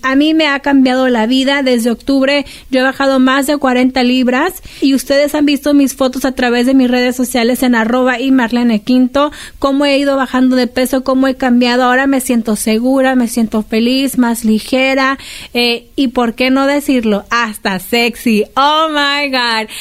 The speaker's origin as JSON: {"language": "Spanish", "country": "Mexico", "said": "como mexicana"}